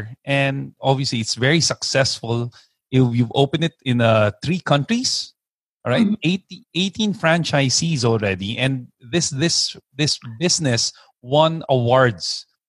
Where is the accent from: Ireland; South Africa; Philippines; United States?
Philippines; I'm Filipino